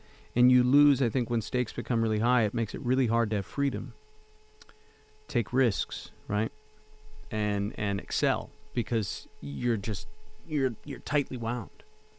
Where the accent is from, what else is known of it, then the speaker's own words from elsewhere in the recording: Canada; So as a Canadian, you know, when you go over to the States, and I guess I was a stubborn kid. I just wasn't going to go home.